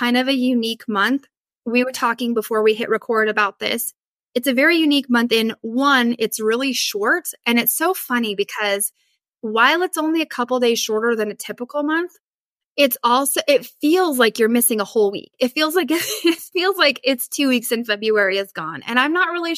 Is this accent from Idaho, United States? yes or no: yes; Northern Idaho, United States; I grew up in Northern Idaho and like we usually had like a ton of snow